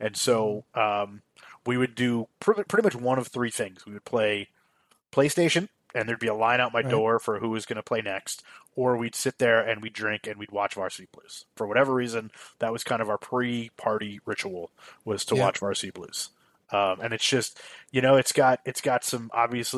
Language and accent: English; New Jersey, United States; moved away; I'm from New Jersey originally